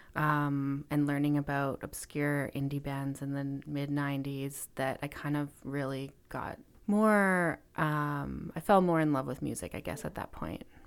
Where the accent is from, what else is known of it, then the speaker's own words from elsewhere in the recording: Kelowna, British Columbia, Canada; moved away as an adult; also born or lived in Vancouver / Montreal / Alberta; I grew up in Kelowna, B C, so in the interior of B C.